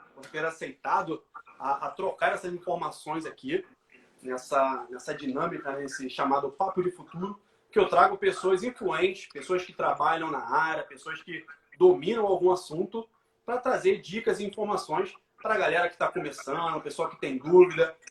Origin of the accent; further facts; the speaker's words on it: Rio de Janeiro, Brazil; Eu sou aqui do Rio.